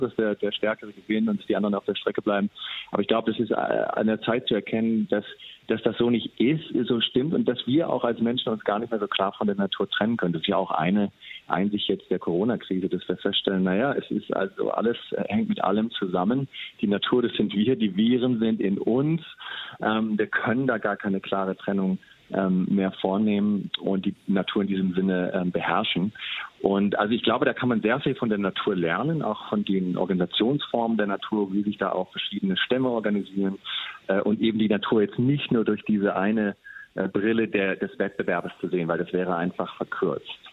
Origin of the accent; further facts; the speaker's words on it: Germany; moved away as an adult; also born or lived in San Francisco, United States; als Deutscher mit, mit ähm, ganz guter Ausbildung